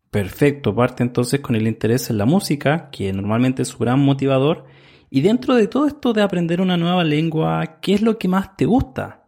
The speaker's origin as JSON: {"language": "Spanish", "country": "Chile", "said": "soy de Chile"}